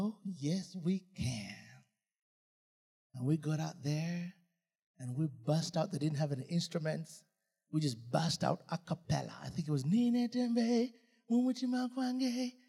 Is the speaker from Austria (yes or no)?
no; Uganda; moved away as an adult; also born or lived in England / United States; We're not British. We're Ugandans.